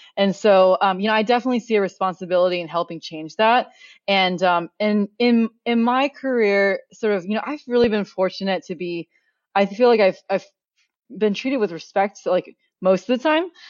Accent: Oregon, United States; also born or lived in Beijing, China; I grew up in Oregon, so really the outdoors is, like, part of my upbringing.

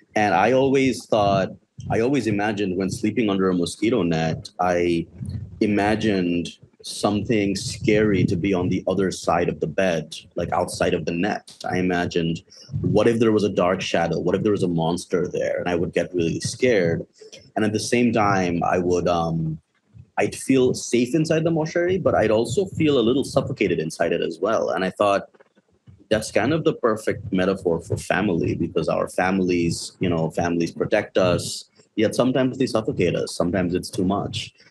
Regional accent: Bangladesh; I grew up in Bangladesh my entire life. I've always lived here

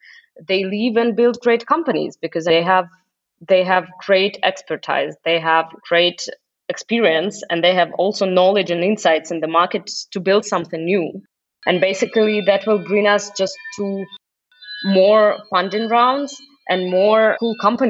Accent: Russia; now in Germany; I moved from Russia to Germany and travel across the globe and also work in very international environments.

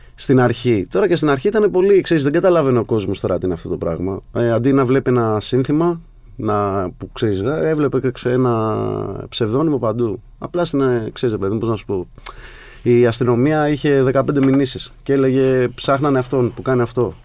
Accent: Sparta, Peloponnese, Greece; Την πρώτη φορά που έφυγα από τη Σπάρτη

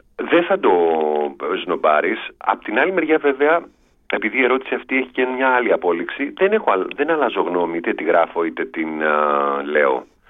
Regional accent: Piraeus, Attica, Greece; στη γειτονιά που μεγάλωσα στον Πειραιά

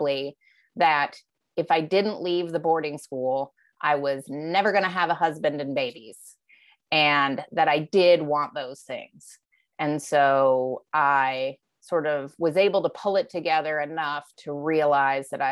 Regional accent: Alaska, United States; also born or lived in Philadelphia; now in Vermont, United States; having grown up in Alaska

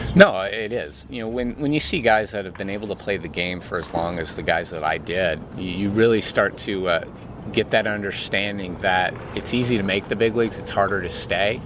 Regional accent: San Diego, California, United States; Growing up in San Diego

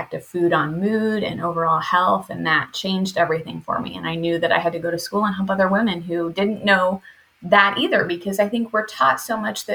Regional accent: Indiana, United States; now in Arizona, United States; I'm coming to you from Arizona, but I am a Midwest native. I grew up in Indiana

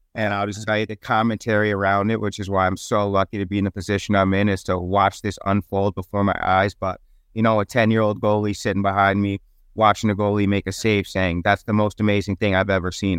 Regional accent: New York City, New York, United States; I grew up in Harlem. I grew up on one twelfth Street and Lenox Avenue

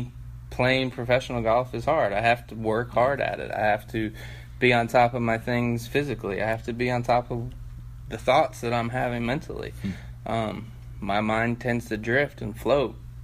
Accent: Washington, District of Columbia, United States; moved away; also born or lived in Cleveland, Ohio; I grew up playing basketball in Washington D.C.

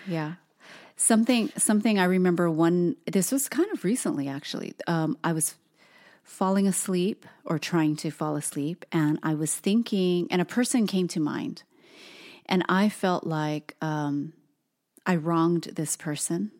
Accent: Hawaii, United States; we have many generations of our family, um, being born and raised on the islands

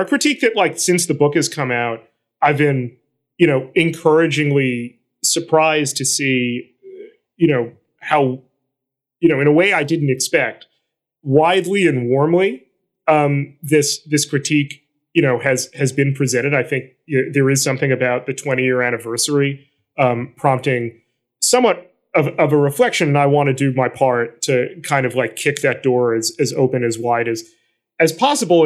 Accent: New York City, New York, United States; I'm from Flatbush. I live in a neighborhood that is one of the, along with Miami, hearts of the Haitian diaspora

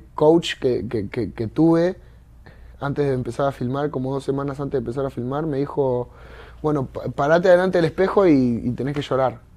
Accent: Argentina; yo vengo de Argentina, de un barrio que nada que ver, ¿entendés? Con Miami

